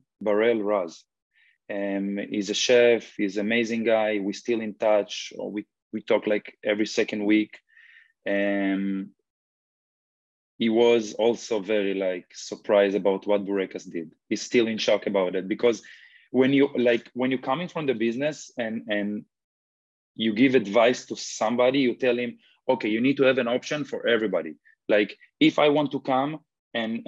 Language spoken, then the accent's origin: English; Israel; now in Los Angeles, United States; one guy, chef I grew up with in Israel